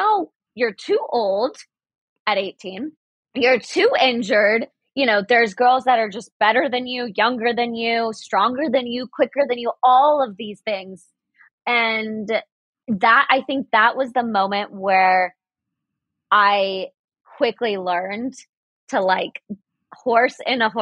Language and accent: English; Dallas, Texas, United States; first language English; also born or lived in Soviet Union / New Orleans; growing up in Dallas, like I only applied to one school